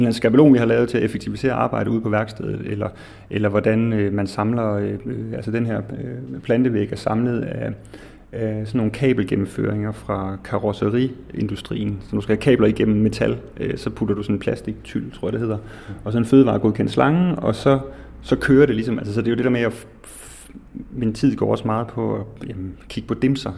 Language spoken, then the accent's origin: Danish; Odense, Southern Denmark, Denmark; moved away; har altid dyrket tomater med min familie derhjemme i Odense, hvor jeg kommer fra